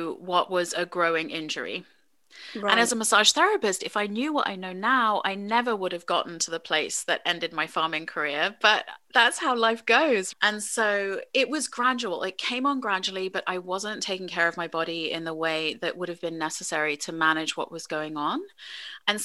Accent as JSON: {"language": "English", "region": "England", "country": "United Kingdom", "tie": "born or raised there", "moved": "as an adult", "lives_now": "United States"}